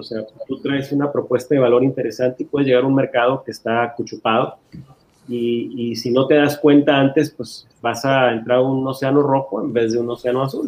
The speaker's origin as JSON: {"language": "Spanish", "country": "Mexico", "said": "la raza mexicana"}